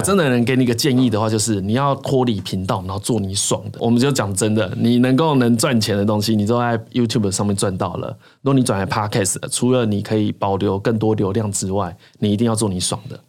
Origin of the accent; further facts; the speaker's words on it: rural Changhua, Changhua County, Taiwan; 我是住彰化的乡下